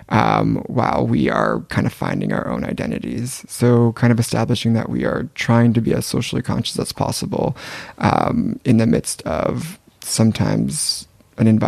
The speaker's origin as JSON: {"language": "English", "town": "Gilroy", "region": "California", "country": "United States", "tie": "born or raised there", "lives_now": "Paris, France", "said": "We grew up in Gilroy, California together."}